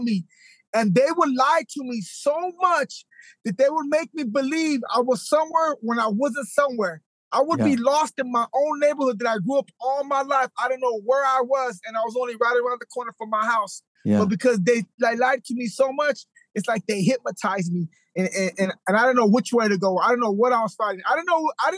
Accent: Modesto, California, United States; I was born in Modesto, California. I had a pretty decent family. My mom, my dad, they was there. There was cannery workers.

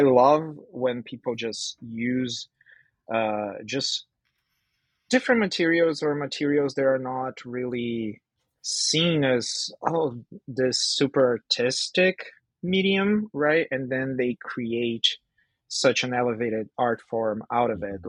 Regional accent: Brazil; now in Vancouver, Canada; I'm from Brazil, but I'm based in Vancouver, Canada

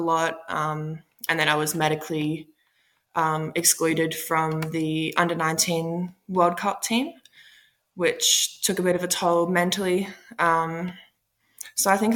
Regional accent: Queensland, Australia; also born or lived in Washington, D.C., United States; I was born in Washington, D.C., and then I think I was one when my parents moved to Australia. So I've pretty much been in Australia my whole life. So very much an Australian.

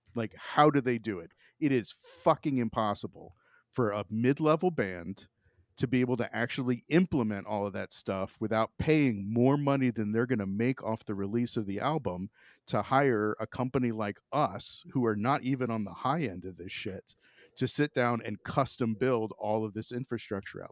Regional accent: Florida, United States; now in Ohio, United States; growing up in Florida, like, I, I mean, I live in Ohio now

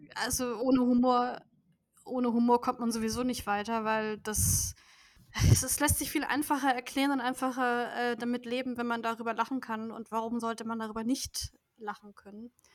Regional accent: Nuremberg, Bavaria, Germany; ich komme aus Bayern, natürlich. Besser gesagt aus Nürnberg oder Umgebung von Nürnberg.

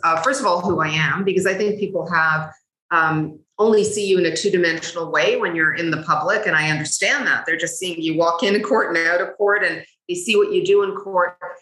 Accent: Canada; also born or lived in Cairo, Egypt; came to Canada with my family, and we settled here by the time I was about four.

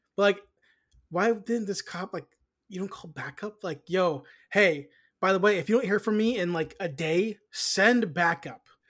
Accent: United States; we're American

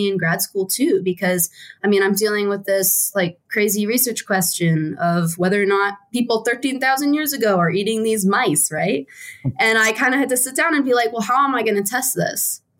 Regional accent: East Coast, United States; also born or lived in West Virginia; Oh, no. Yeah, I am from the East Coast. It's kind of funny. I did a mini circle around the East Coast in terms of where I lived. So I was born in West Virginia.

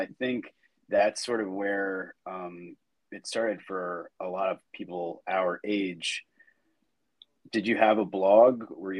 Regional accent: Annapolis, Maryland, United States; I'm from Annapolis. I'm from Annapolis, Maryland, which is like the boat place. It's where the Naval Academy is.

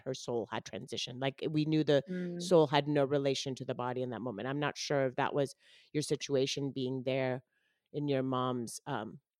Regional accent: Colombia; first language Spanish; now in United States; I was born and raised in Colombia. My mom is Colombian. So Spanish is my first language

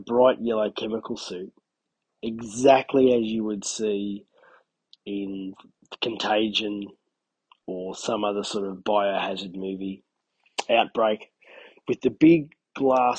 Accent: Albury-Wodonga, New South Wales, Australia; my hometown, or within 10Ks of my hometown

